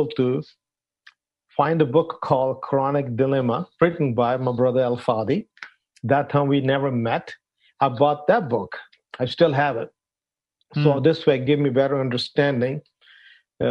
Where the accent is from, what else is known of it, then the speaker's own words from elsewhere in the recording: Pakistan; moved away as an adult; also born or lived in Arlington, Texas, United States; now in United States; originally, I'm from Pakistan. I grew up in Pakistan